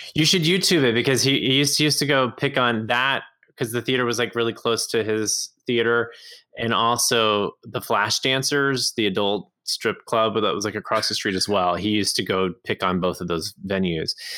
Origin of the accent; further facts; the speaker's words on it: Orange, Texas, United States; my hometown of Orange, Texas